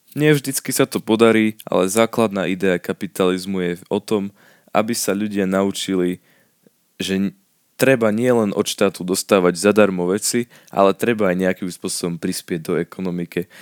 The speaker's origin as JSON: {"language": "Slovak", "country": "Slovakia", "said": "u nás v Československu"}